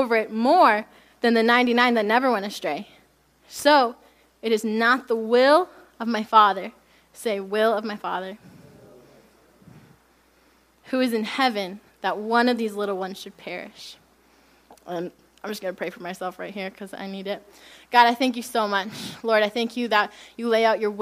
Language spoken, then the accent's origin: English; United States; I am American